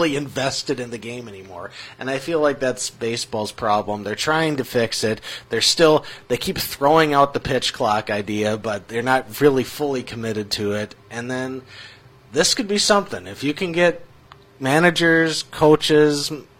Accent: Minnesota, United States; my hometown team

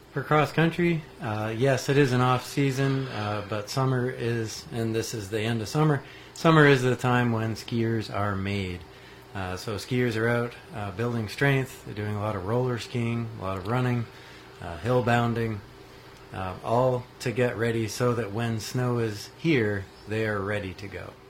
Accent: New Hampshire, United States; moved away as an adult; now in Marquette, United States; I grew up in New Hampshire

